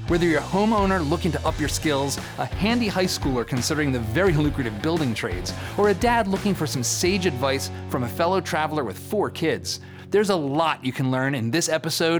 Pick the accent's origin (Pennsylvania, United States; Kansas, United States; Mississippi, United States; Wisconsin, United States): Pennsylvania, United States; Philadelphia, Allentown; I'm from Philly, and then we moved to Allentown, which had, you know, Bethlehem Steel.